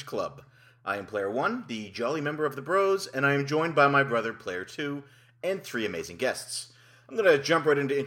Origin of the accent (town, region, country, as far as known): Canada